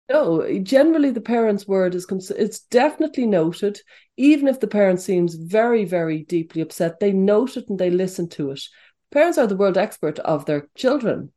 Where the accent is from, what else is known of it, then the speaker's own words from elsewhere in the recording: Dublin, Leinster, Ireland; I was growing up in Dublin in the 70s and the 80s.